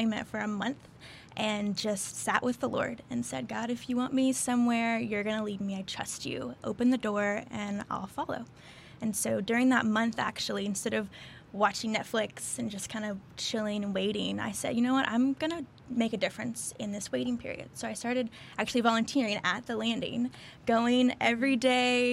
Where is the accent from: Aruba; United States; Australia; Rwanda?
United States; Arkansas; moved away as an adult; now in Houston, United States; I grew up in Arkansas, actually, small town, middle of nowhere, pretty much